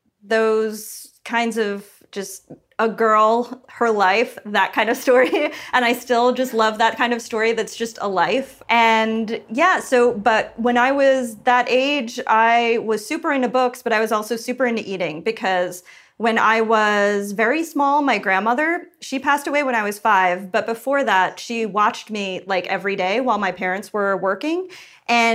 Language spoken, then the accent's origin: English; Patchogue, New York, United States; I grew up on Long Island on the South Shore in a town called Patchogue